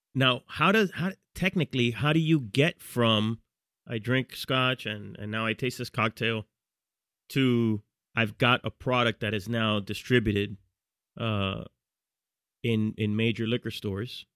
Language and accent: English; Miami Gardens, Florida, United States; moved away as an adult; now in New York, United States; we both grew up in, in Carroll City, which is a, a neighborhood